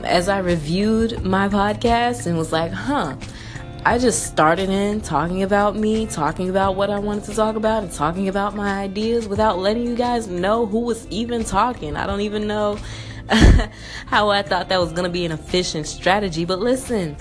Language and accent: English; Memphis, Tennessee, United States; moved away as an adult; now in Atlanta, United States; I'm from Memphis, Tennessee, born and raised. I lived there from 0 to 20 years old